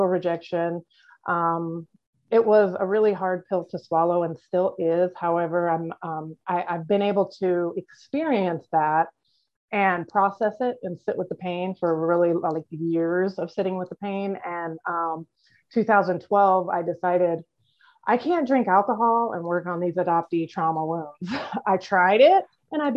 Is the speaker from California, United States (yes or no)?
no; Iowa, United States; I grew up in Iowa in a closed adoption